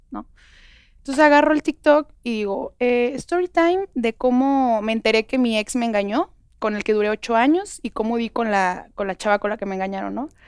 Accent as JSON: {"language": "Spanish", "town": "Guadalajara", "region": "Jalisco", "country": "Mexico", "said": "Yo soy de Guadalajara."}